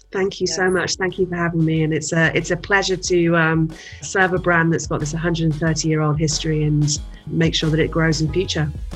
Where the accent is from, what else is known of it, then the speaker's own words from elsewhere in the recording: United Kingdom; moved away as an adult; now in United States; as a as a Brit coming to the US